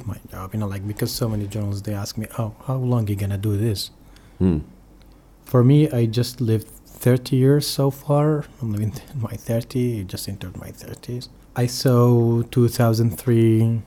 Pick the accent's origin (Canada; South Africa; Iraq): Iraq; Mosul, Nineveh; English is a second language; moved away; also born or lived in Bardarash, Iraq / Erbil, Iraq; I was born in Mosul